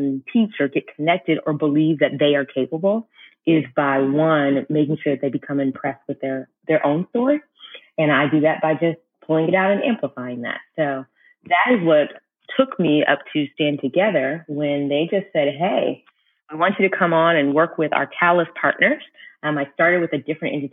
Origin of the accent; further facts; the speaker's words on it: Orange Park, Florida, United States; also born or lived in Pensacola, Florida; I was born in Pensacola, Florida, but I was raised in Orange Park, Florida with my two sisters